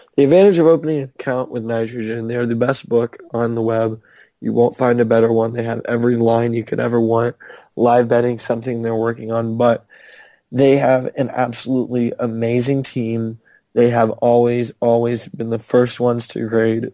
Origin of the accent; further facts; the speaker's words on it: Canada; I'm from Canada